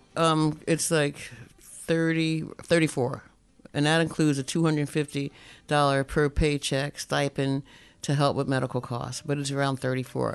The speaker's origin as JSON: {"language": "English", "region": "North New Jersey", "country": "United States", "tie": "born or raised there", "moved": "yes", "lives_now": "Alaska, United States", "said": "I was born and raised in New Jersey"}